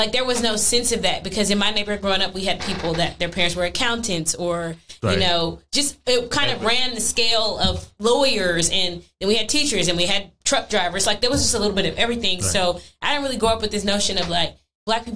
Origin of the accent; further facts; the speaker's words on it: Missouri City, Texas, United States; I grew up in Missouri City in Texas